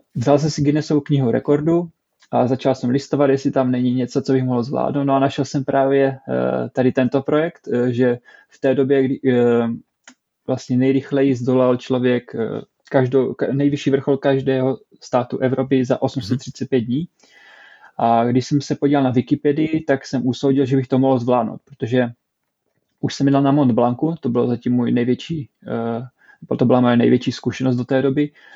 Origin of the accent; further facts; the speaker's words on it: Czechia; moved away as an adult; now in Stockholm, Sweden; jsem taká rozdělená, rozdvojená osobnost, že jsem pořád Čech, ale zároveň teďka už i Švéd